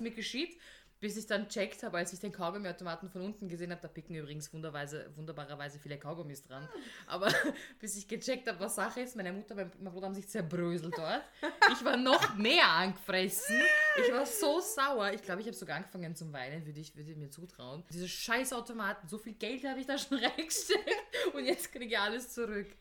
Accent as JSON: {"language": "German", "region": "Vienna", "country": "Austria", "said": "Ich bin ja Wienerin"}